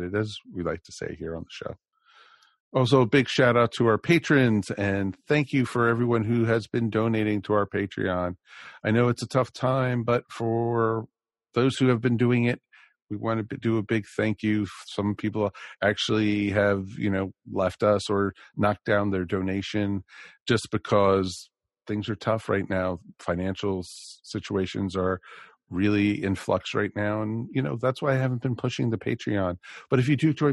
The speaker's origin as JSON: {"language": "English", "region": "Maryland", "country": "United States", "tie": "born or raised there", "said": "in Maryland, we had Channel 5 and Channel 20"}